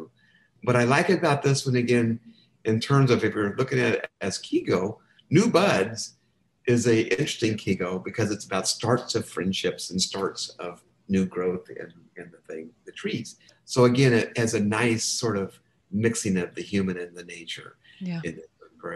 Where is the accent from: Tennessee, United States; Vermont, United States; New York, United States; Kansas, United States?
Kansas, United States; I'm from Kansas.